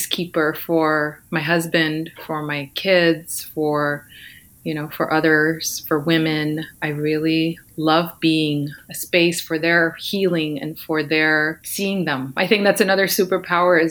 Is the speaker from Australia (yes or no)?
no; Ukraine; now in California, United States; I'm actually from the Ukraine.